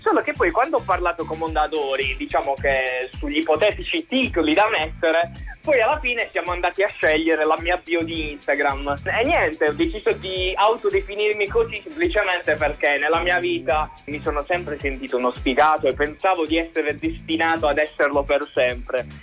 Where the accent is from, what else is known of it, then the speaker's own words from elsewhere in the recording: province of Bari, Apulia, Italy; provincia di Bari